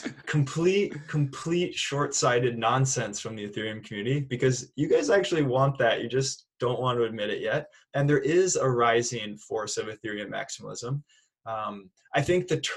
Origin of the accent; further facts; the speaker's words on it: Minneapolis, Minnesota, United States; I'm from Minneapolis, Minnesota.